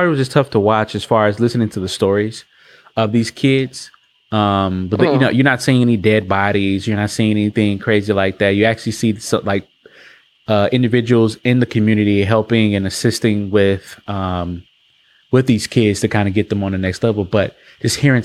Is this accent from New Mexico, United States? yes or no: no; Milwaukee, Wisconsin, United States; growing up in Milwaukee